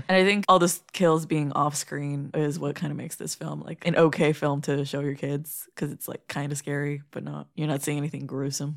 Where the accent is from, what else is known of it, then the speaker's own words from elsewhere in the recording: Midwest, United States; As a Midwesterner